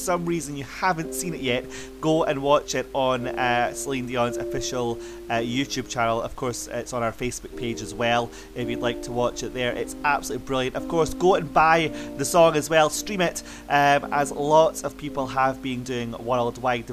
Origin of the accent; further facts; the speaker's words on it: Scotland, United Kingdom; Scotland, my home country